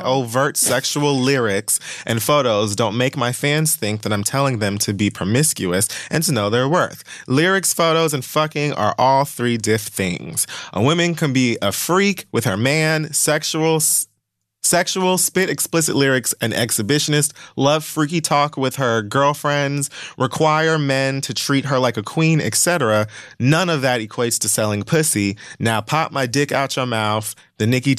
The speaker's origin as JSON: {"language": "English", "town": "Miami", "region": "Florida", "country": "United States", "tie": "born or raised there", "said": "I was raised in Miami."}